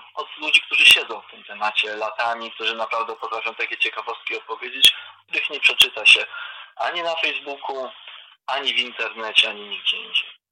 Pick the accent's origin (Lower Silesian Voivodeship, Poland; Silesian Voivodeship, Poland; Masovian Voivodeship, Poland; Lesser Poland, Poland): Masovian Voivodeship, Poland; Warsaw; jestem też warszawiakiem od urodzenia